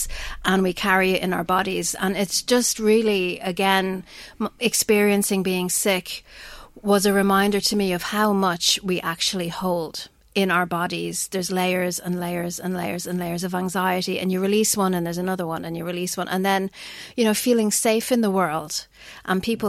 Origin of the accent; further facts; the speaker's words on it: Ireland; we're Irish